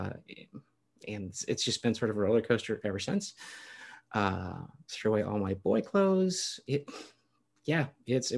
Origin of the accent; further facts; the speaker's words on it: Chicagoland area, Illinois, United States; now in California, United States; I grew up in Chicago, a Chicagoland area, I should say, not Chicago proper